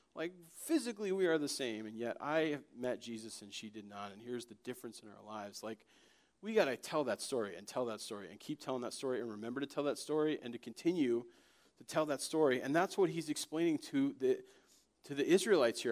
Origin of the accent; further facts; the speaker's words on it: Connecticut, United States; also born or lived in Florida; when I was five, we moved from Florida to Connecticut